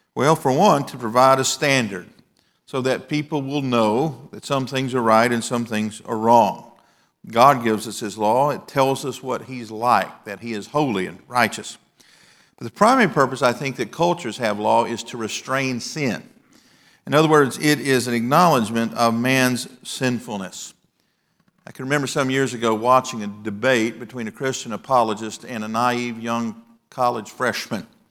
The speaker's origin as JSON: {"language": "English", "region": "the South", "country": "United States", "tie": "born or raised there", "said": "When I was growing up in the South"}